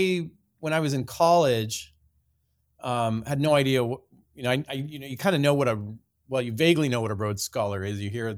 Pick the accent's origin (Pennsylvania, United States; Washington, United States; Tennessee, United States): Washington, United States; Puyallup; Yeah, I grew up in Puyallup, which is about, you know, I used to say 45 minutes south of here, but I think it's grown in in the commuting time. It's about 30 miles southeast of Seattle.